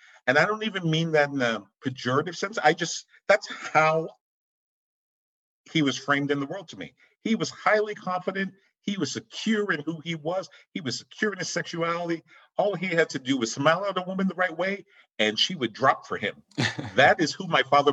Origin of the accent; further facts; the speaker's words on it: Boston, Massachusetts, United States; I live in Boston. I was born and raised in Boston